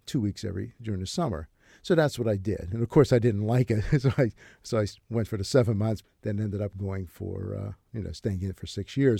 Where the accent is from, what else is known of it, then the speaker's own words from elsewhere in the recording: Braddock, Pennsylvania, United States; there's this character I grew up with in Braddock